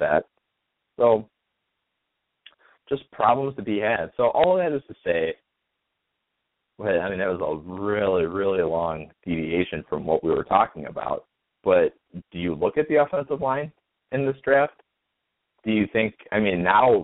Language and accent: English; St. Charles, Illinois, United States; I'm from St. Charles